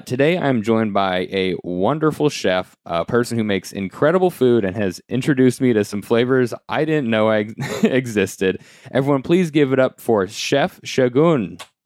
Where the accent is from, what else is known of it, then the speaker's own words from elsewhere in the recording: United States; now in New York City, United States; being American